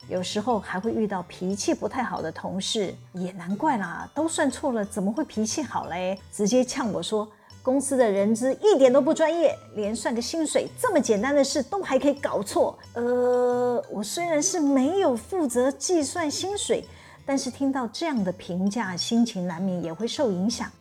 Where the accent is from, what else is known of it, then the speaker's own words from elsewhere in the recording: Taiwan; 我们台湾人现在到每一个场域呢，都要扫 Q R code